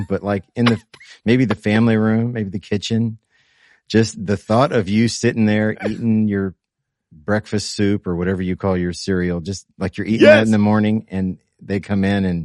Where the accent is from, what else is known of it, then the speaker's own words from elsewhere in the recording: Indiana, United States; we're from Indiana.